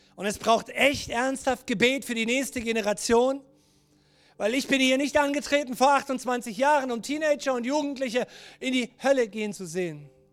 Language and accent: German; Germany; ich als Deutscher